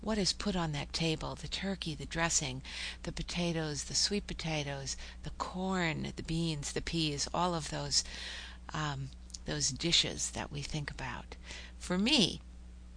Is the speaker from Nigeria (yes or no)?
no; Minnesota, United States; now in Oklahoma, United States; I'm from Minnesota